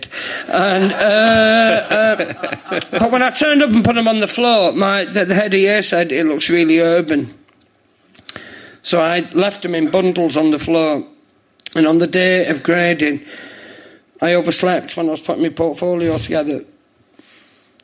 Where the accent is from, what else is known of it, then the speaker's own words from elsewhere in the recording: St Helens, North West England, United Kingdom; moved away as an adult; also born or lived in London; I'm from St. Helens